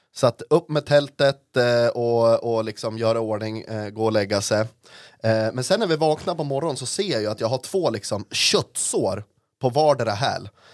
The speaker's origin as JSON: {"language": "Swedish", "region": "Norrland", "country": "Sweden", "said": "jag är en norrlänning"}